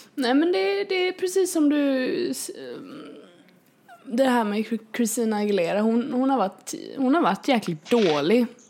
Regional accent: Kalmar, Kalmar County, Sweden; jag är uppväxt här i Kalmar

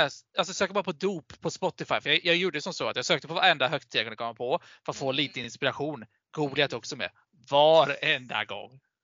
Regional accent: Vimmerby, Kalmar County, Sweden; jag är från Småland

